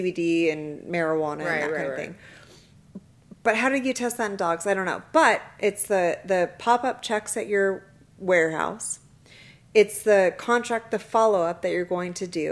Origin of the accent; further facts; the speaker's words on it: Kingman, Arizona, United States; I am from Kingman